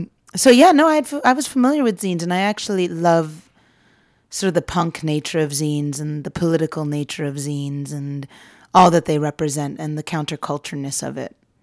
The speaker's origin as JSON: {"language": "English", "town": "San Francisco", "region": "California", "country": "United States", "tie": "born or raised there", "said": "I grew up in San Francisco, and I went to a college called Bard"}